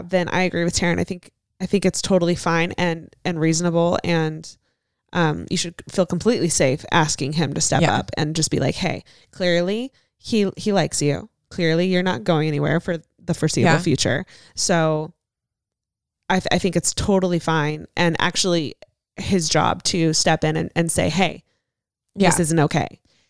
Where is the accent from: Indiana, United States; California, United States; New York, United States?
California, United States; San Diego; I am 19 years old and I'm from San Diego, California. Love San Diego.